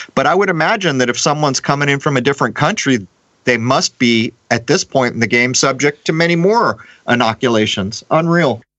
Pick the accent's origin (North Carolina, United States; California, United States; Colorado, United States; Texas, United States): California, United States; San Diego; moved away as an adult; growing up in San Diego